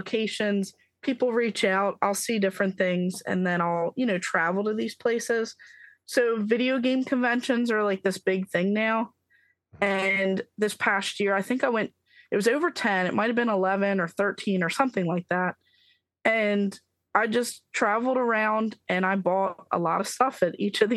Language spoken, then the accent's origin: English; Maryland, United States; I'm from Maryland